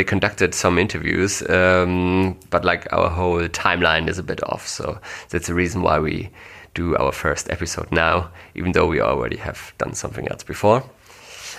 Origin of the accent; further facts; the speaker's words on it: Germany; English is a second language; we are not English native speakers. That's the main reason for that is we are not from the US or Great Britain, but from Germany